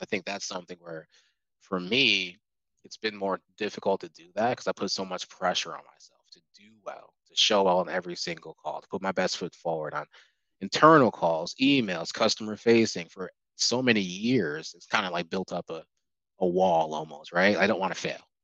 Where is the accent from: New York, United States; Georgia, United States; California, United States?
New York, United States; Albany; moved away as an adult; also born or lived in Buffalo; now in Charlotte, United States; I'm from Albany